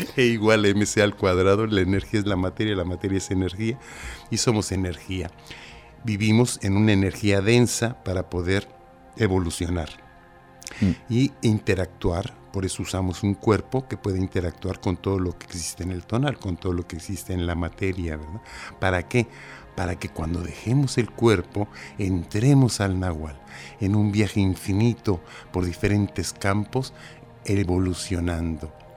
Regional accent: Mexico; moved away as an adult; now in Cantabria, Spain; Soy mexicano y ahora tengo el honor de estar aquí en la madre patria.

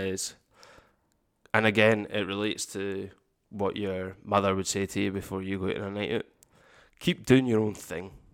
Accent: Campbeltown, Scotland, United Kingdom; we're from Campbelltown

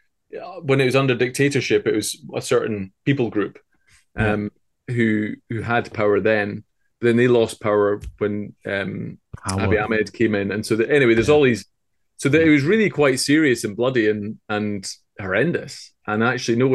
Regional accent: United Kingdom; in Britain, you think, oh, we're British

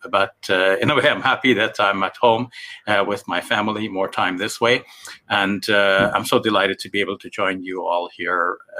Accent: Guyana; now in Toronto, Canada; I was born in Guyana in South America. I migrated to Canada about, how long it's been now, maybe 40 years. I'm giving away my age here.

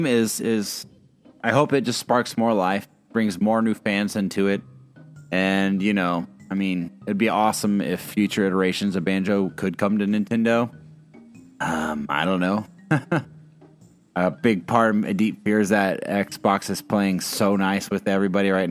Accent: Indiana, United States; I grew up on a farm. I grew up in Indiana.

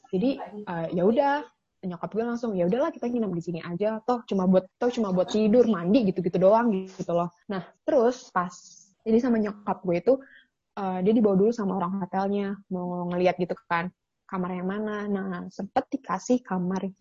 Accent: West Sumatra, Indonesia; Jadi gue itu kan kampung gue kan uh, di Sumatera Barat ya.

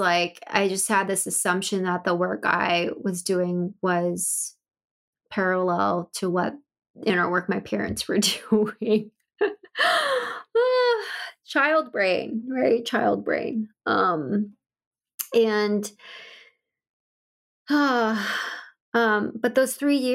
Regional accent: Bay Area, California, United States; I ended up moving back to the Bay Area in California, where I'm from

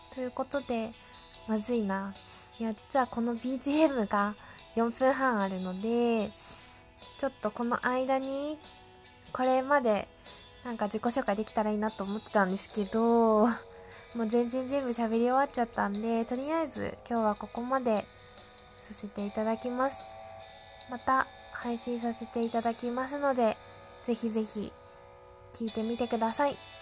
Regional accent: Yamagata, Japan; also born or lived in Chiba Prefecture / Tokyo; now in Chiba, Japan; 私、えっと、山形県出身。現在千葉千葉県在住

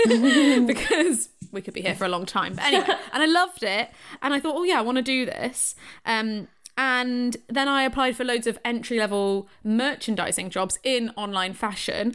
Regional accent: Shrewsbury, West Midlands, United Kingdom; I'm from Shrewsbury

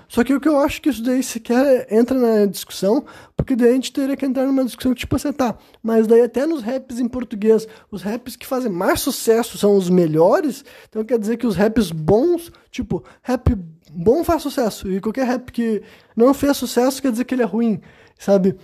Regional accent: Brazil; Eu sou brasileiro, eu nasci aqui nesse país

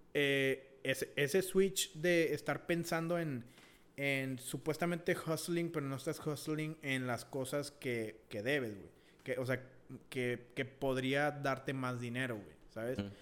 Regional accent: Mexico; also born or lived in United States (birthplace); now in United States; Sí, soy estadounidense, pues nacido aquí, ¿verdad? Pero mi, mi cultura, güey, mis pensamientos, todo viene, o sea, todo está igual que México

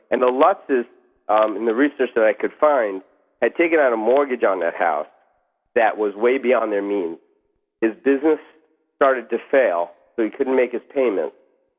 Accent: New York, United States; Long Island.

